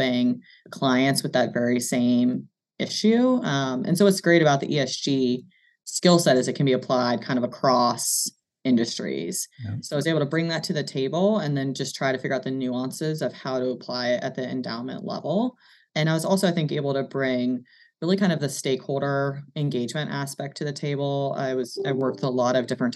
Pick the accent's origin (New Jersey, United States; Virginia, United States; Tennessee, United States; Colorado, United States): Virginia, United States; Charlottesville; moved away as an adult; also born or lived in New York City / Washington, D.C.; I grew up in Charlottesville, a townie, as they like to say